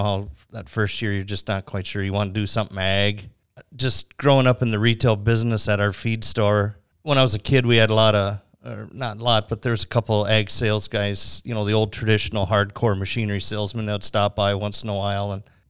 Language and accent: English; Red Lake Falls, Minnesota, United States; I grew up in Red Lake Falls, Minnesota, which is up by Crookston. My family still farms up there.